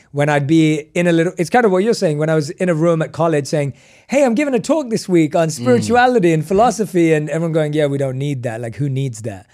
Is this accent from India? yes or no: no; London, United Kingdom; moved away as an adult; I was born and raised in London